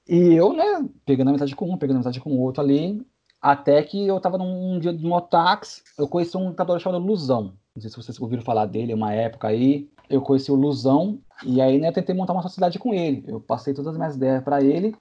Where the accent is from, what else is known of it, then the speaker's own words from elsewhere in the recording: Santos, São Paulo, Brazil; também sou de Santos